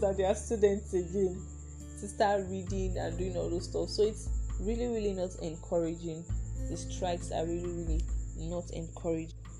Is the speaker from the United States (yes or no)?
no; Nigeria; us as Nigerian students